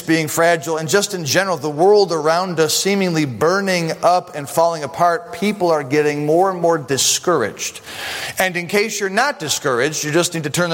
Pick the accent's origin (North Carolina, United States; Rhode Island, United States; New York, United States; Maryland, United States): New York, United States; Buffalo; I'm from Buffalo